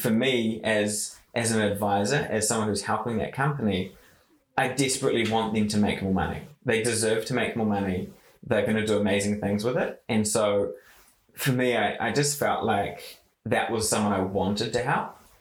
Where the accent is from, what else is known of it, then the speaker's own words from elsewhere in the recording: Kaitaia, Northland, New Zealand; I grew up in Kaitaia and in the far north